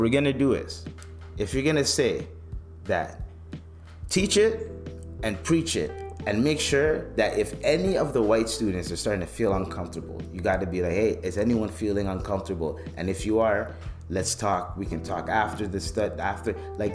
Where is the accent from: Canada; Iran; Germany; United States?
Canada; growing up in Canada